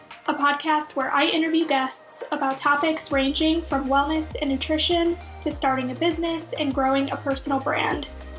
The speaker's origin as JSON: {"language": "English", "town": "Cleveland", "region": "Ohio", "country": "United States", "tie": "born or raised there", "said": "Cleveland, Ohio, my hometown"}